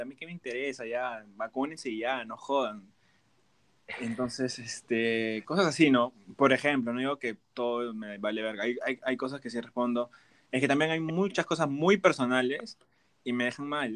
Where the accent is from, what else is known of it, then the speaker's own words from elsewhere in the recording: Peru; moved away; Soy de Perú